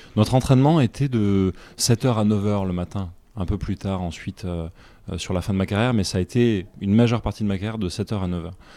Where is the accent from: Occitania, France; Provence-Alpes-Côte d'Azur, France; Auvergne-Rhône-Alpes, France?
Occitania, France; Nîmes; moved away; also born or lived in United States; J'ai grandi dans le, dans le sud de la France, je suis né à Nîmes